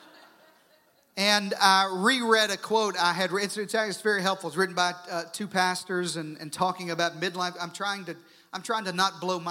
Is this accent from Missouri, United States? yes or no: no; southern Arkansas, United States; I grew up in southern Arkansas, and that doesn't mean anything, but it may explain my accent